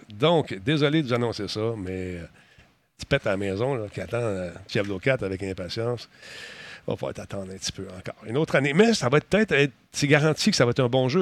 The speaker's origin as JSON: {"language": "French", "country": "Canada", "said": "ici chez nous au Canada"}